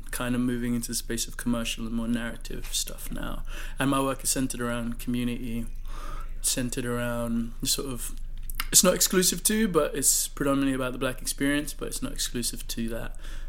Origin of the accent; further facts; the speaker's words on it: Nigeria; now in London, United Kingdom; I was born in London, raised in Nigeria.